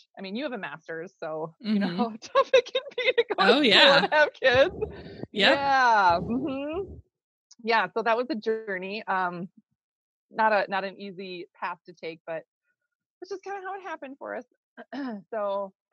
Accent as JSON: {"language": "English", "region": "Minnesota", "country": "United States", "tie": "born or raised there", "said": "I'm from Minnesota. So you might hear that in my talk. I grew up on a goat farm in Minnesota"}